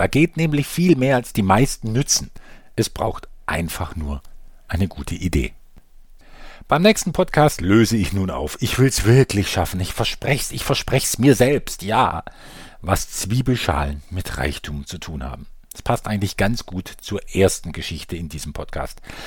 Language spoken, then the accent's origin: German; Germany; bei uns in Deutschland